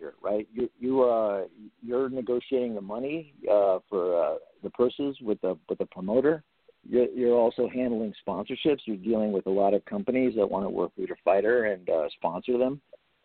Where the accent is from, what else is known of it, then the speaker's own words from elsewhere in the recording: El Monte, California, United States; also born or lived in Los Angeles; born and raised. I was born in Los Angeles, grew up in El Monte, Montebello, and then have lived more on the west side most of my adult life